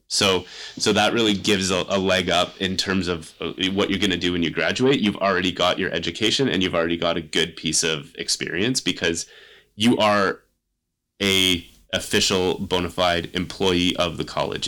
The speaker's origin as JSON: {"language": "English", "town": "Kingston", "region": "Ontario", "country": "Canada", "tie": "born or raised there", "said": "I grew up in Kingston. I came to St. Lawrence College"}